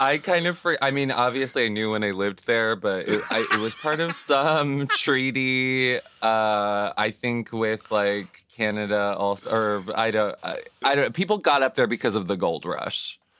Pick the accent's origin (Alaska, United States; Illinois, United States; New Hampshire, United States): Alaska, United States; Juneau; now in New York, United States; I'm from Juneau